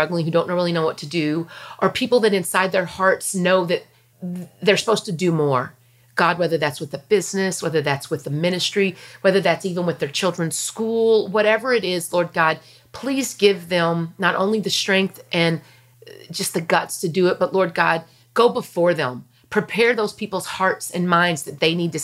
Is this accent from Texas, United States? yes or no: yes; Wichita Falls, Texas, United States; I'm from Wichita Falls, so I've been through every tornado probably